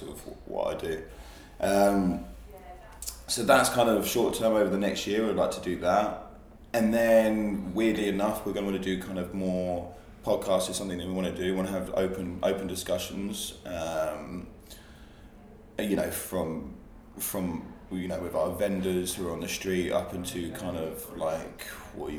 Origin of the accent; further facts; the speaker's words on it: Hastings, South East England, United Kingdom; moved away; I'm originally from Hastings, which is by the sea